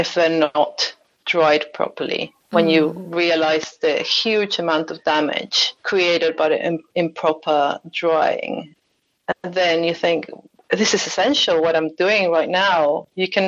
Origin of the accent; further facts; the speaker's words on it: Argentina; also born or lived in Durham; now in London, United Kingdom; I'm originally from Argentina